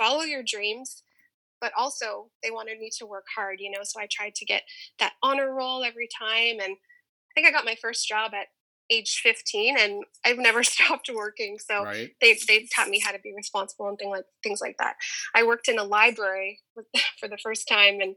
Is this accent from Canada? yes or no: yes; Windsor, Ontario, Canada; I was born in Canada. I've lived here my whole life